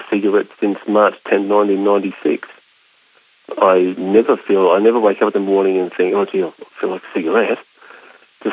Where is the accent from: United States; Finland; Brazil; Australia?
Australia; I'm not an American, I'm an Australian